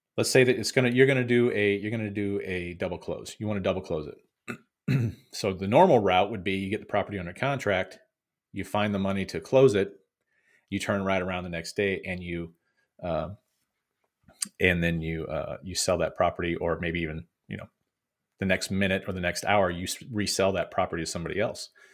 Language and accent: English; Missouri, United States; my home state of Missouri